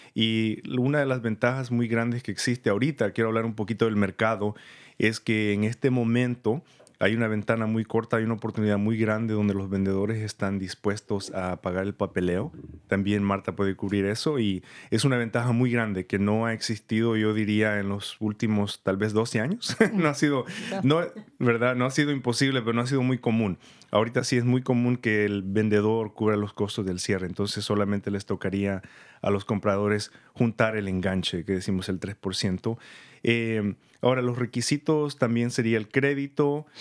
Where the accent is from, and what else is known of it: San Rafael, California, United States; born or raised there; moved away as an adult; also born or lived in El Salvador / Santa Rosa, California; now in Petaluma, United States